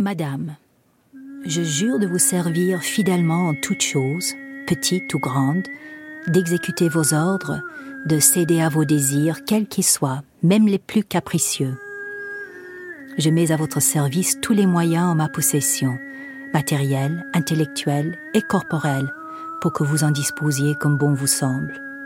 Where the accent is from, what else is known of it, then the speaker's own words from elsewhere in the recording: South Africa; moved away; j'ai grandi en Afrique du Sud